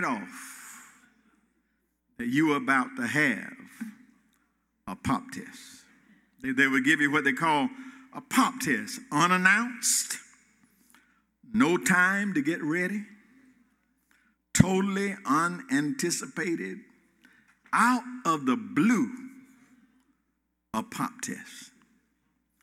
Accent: Gainesville, Georgia, United States; My heart and my mind goes back to Hall County, Georgia, Clay Hills, of Gainesville, Northwestern Elementary School

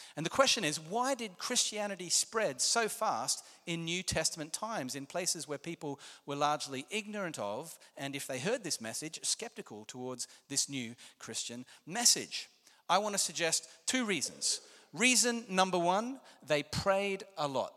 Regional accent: Australia; I'm Australian

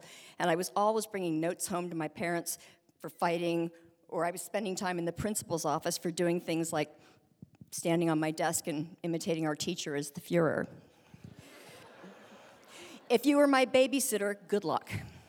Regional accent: Berkeley, California, United States; born there; I was born in 1959 in Berkeley, California, and I was adopted through a state agency

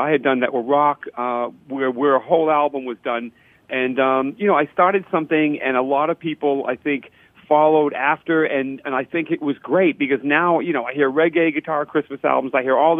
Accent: New England, United States; we grew up in New England, it was always freezing cold.

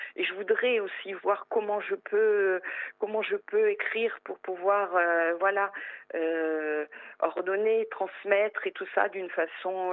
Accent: northern France, France; now in Corsica, France; je suis originaire du nord de la France. Je suis arrivée en Corse il y a euh, il y a 33 ans maintenant.

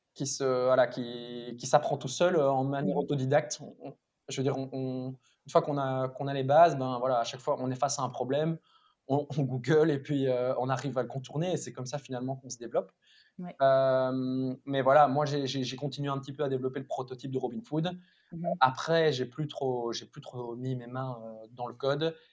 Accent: Mouscron, Wallonia, Belgium; also born or lived in Louvain-la-Neuve; j'ai grandi à Moucron

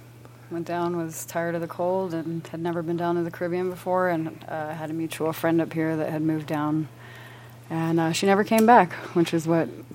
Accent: Colorado, United States; growing up in Colorado, growing up in all the different scenes that Colorado's provided

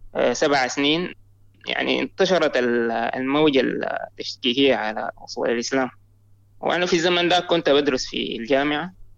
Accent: Sudan; أنا من السودان

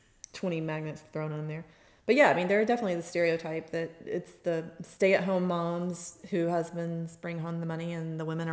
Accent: Georgia, United States; I grew up on Bill Murdoch Road. I didn't have a neighborhood.

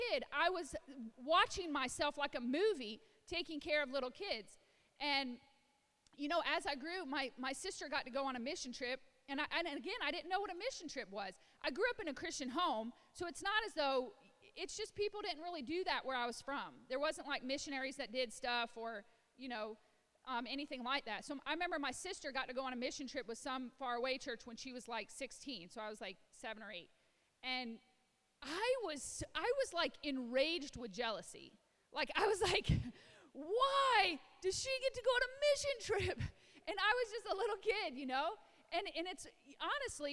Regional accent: Illinois, United States; I was a little white girl in the farmlands of Illinois. I grew up in Illinois

